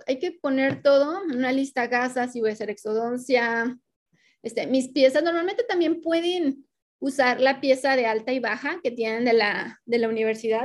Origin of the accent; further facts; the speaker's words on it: Mexico; los que estamos dentro del territorio mexicano, que somos de México